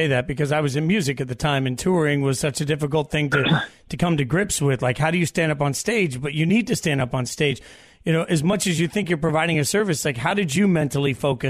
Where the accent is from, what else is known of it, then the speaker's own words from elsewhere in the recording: Las Vegas, Nevada, United States; I'm from Vegas.